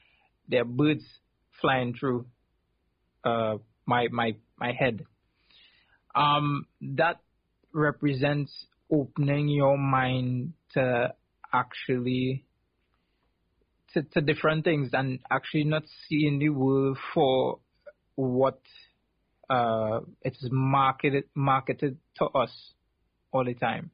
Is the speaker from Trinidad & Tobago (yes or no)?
yes; South Trinidad, Trinidad & Tobago; where I grew up in South Trinidad